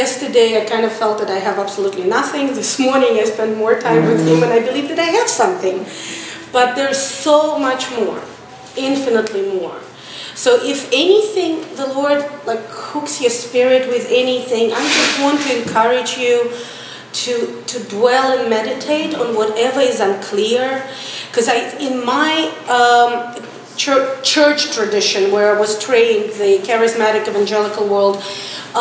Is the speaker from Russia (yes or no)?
yes; Russia; moved away as an adult; also born or lived in St. Petersburg, Russia; now in Israel; I was born and raised in Russia